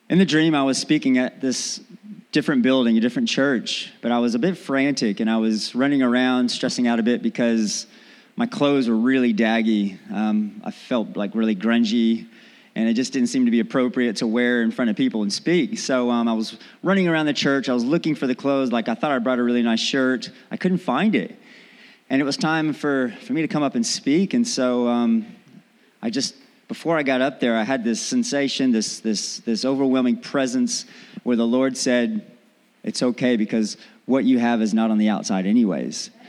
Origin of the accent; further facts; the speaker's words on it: Texas, United States; accent: Southern; also born or lived in North Carolina; I am from Texas. I lived in North Carolina for a while and I developed this hick accent, really deep Southern accent.